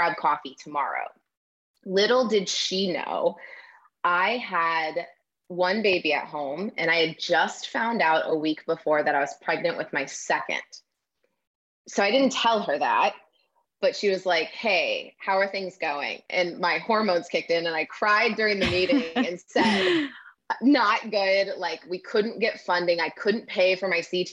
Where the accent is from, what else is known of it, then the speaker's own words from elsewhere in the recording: Midwest, United States; I grew up in the Midwest, a town of 800